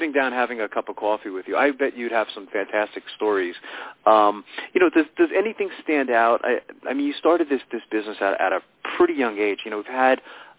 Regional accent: Sayreville, New Jersey, United States; also born or lived in New York; now in Pennsylvania, United States; I grew up in Sayreville, New Jersey

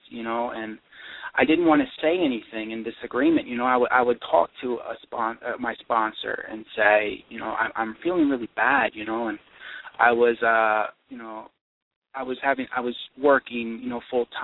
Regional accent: East Coast, United States; now in Michigan, United States; I'm actually from the East Coast

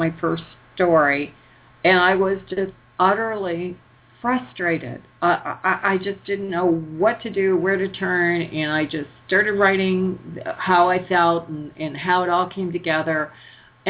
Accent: Detroit, Michigan, United States; moved away as an adult; also born or lived in Colorado; I grew up in Michigan

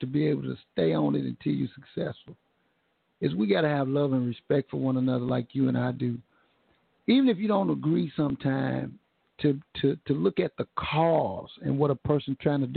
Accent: Tulsa, Oklahoma, United States; Tulsa creates so many superstars. We create superstars because if you come from a place that this conservative

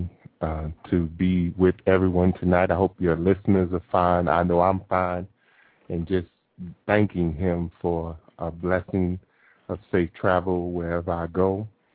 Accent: New York City, New York, United States; my entire life growing up in Brooklyn, New York

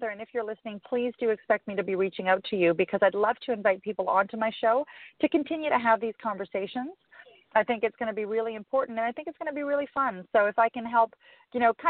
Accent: Calgary, Alberta, Canada; moved away; I'm actually from Calgary originally.

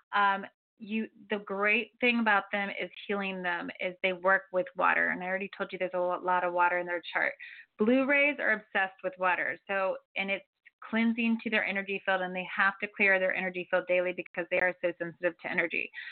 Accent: Florida, United States; now in Santa Barbara, United States; I'm from Florida.

